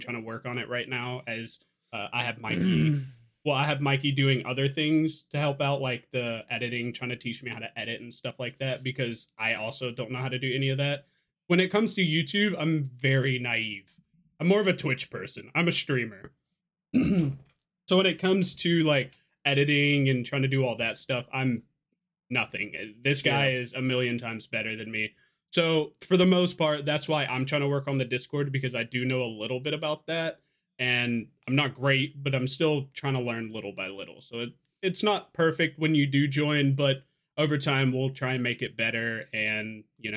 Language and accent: English; Georgia, United States; also born or lived in Louisiana; I grew up in Georgia. I was born in Louisiana, but my family moved to Georgia when I was one. And we pretty much lived here.